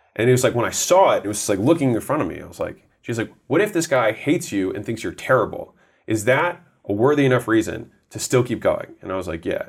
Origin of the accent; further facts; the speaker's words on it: United States; I was born in America